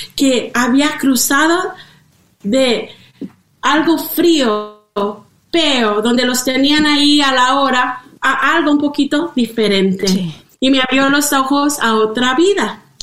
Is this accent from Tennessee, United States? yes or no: no; northern California, United States; also born or lived in Zacatecas, Mexico; Y allí es donde yo me crié, en el norte de California.